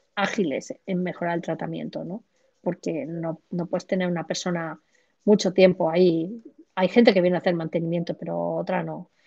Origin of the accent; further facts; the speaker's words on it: Granada, Andalusia, Spain; now in Madrid, Spain; nací en Granada, en el sur de España, pero trabajo y vivo en Madrid.